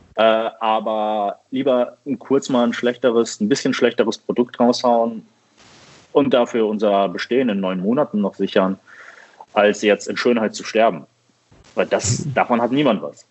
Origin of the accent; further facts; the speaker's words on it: Düsseldorf, North Rhine-Westphalia, Germany; ich komme aus Düsseldorf und ich mache hier Kaffee bei der Rösterei 4